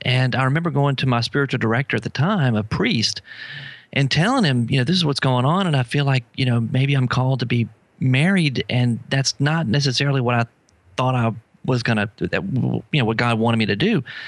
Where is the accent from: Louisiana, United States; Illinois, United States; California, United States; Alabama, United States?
Louisiana, United States; New Orleans; I'm from New Orleans